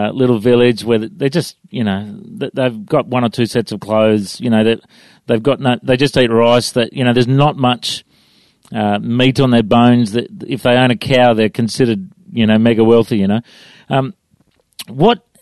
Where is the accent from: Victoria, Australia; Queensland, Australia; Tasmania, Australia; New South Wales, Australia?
New South Wales, Australia; Coffs Harbour; now in Brisbane, Australia; I grew up in Coffs Harbour